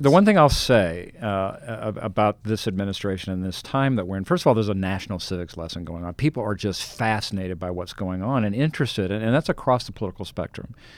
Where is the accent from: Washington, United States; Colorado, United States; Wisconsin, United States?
Colorado, United States; I'm the guy from Colorado and, you know, the bland Colorado